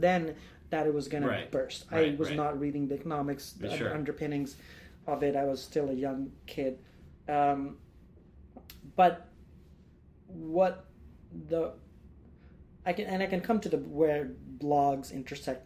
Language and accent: English; India; moved away as an adult; now in United States; as an Indian guy